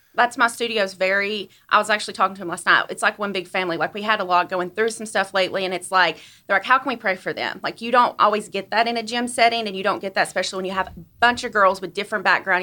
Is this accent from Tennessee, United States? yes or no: yes; Blountville, Tennessee, United States; now in Johnson City, United States; I'm actually from Blumpville, Tennessee. Good old Blumpville. Um, I moved to Johnson City when I was twenty years old and been here ever since.